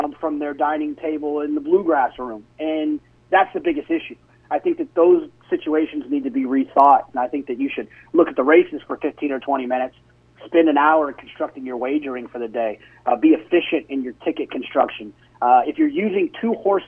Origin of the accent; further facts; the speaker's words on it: Dallas, Texas, United States; now in Austin, United States; I grew up in Dallas-Fort Worth